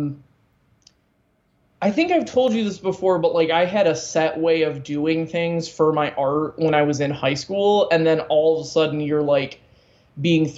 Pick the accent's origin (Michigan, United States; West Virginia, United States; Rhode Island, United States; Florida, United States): Michigan, United States; Muskegon; also born or lived in Tennessee; when we were 9, we moved back to Muskegon, and we were in Muskegon all through high school